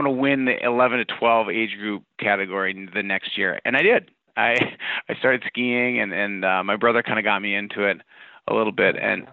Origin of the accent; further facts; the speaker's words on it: Iron Range of Minnesota, United States; I grew up on the Iron Range of Minnesota